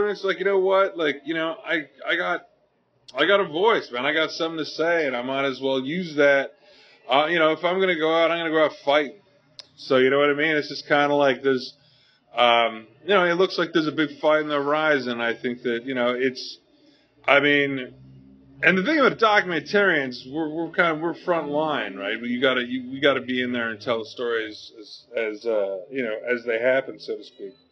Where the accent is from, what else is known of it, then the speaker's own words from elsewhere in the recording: Canada; I'm Canadian.